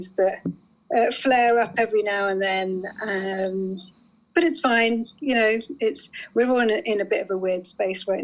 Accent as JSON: {"language": "English", "region": "London", "country": "United Kingdom", "also_born_or_lived": "Newcastle", "said": "I'm a Londoner"}